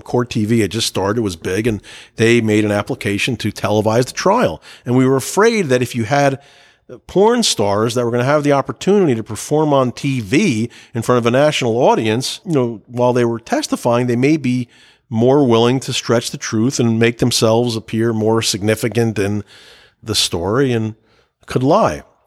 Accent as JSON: {"language": "English", "region": "New Jersey", "country": "United States", "tie": "born or raised there", "said": "I'm from New Jersey. I grew up eating on paper plates"}